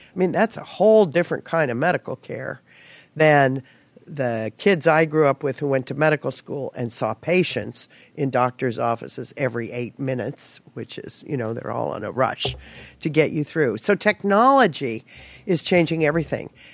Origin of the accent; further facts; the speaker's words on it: Palm Springs, California, United States; I actually grew up in Palm Springs around the movie business